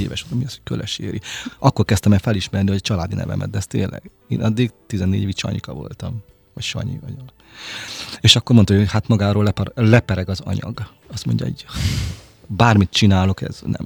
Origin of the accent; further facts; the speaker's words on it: Hungary; vidéki vagyok